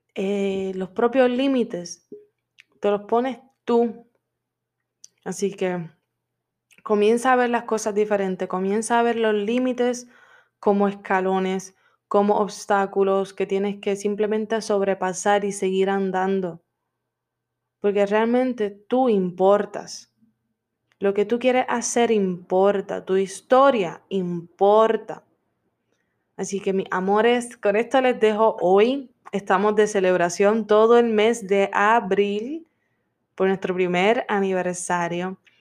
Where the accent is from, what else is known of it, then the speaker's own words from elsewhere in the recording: Puerto Rico; now in Florida, United States; Yo soy de Puerto Rico y vivo en Florida